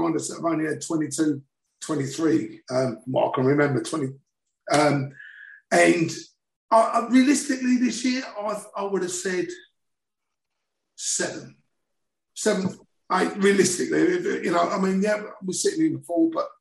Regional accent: South Ockendon, East of England, United Kingdom; I was born in Essex, and as a kid we used to get on a 7-8 green line, which used to be at the top of my road

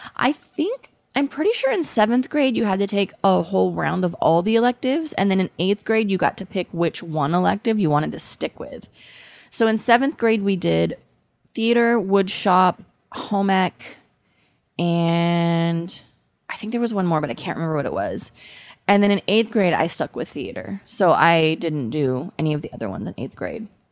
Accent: United States; accent: American; my American accent

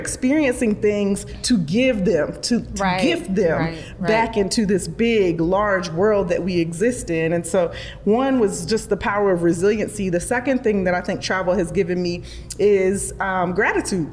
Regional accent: Charlotte, North Carolina, United States; also born or lived in Durham, North Carolina; I was raised in Charlotte. I was born actually in Durham

